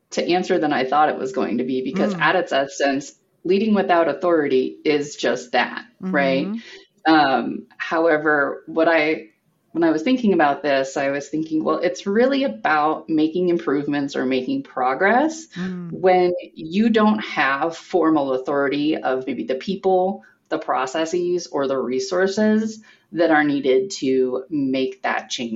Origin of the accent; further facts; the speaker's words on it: Lincoln, Nebraska, United States; now in Omaha, United States; I grew up in Lincoln, and my mother and my sister still live in Lincoln